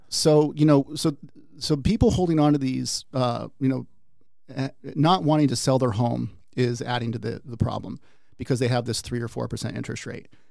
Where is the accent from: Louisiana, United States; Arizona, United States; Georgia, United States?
Arizona, United States; Peoria; also born or lived in Washington State; I typically tell people I'm a native